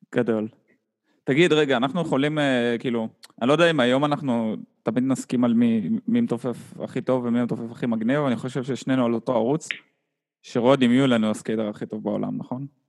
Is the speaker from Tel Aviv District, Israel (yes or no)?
no; Haifa, Haifa District, Israel; אז אני וחשבון גדלנו יחד בחיפה